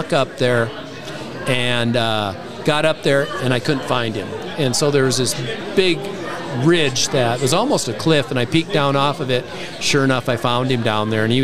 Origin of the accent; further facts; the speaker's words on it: South Dakota, United States; moved away as an adult; now in Wyoming, United States; I grew up in South Dakota